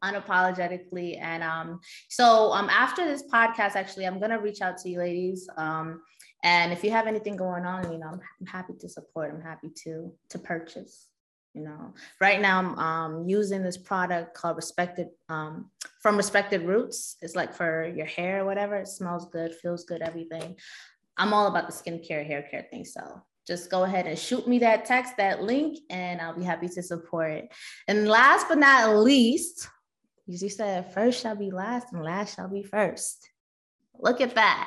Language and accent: English; New York City, New York, United States; now in Queens, United States; I'm also originally from Brooklyn.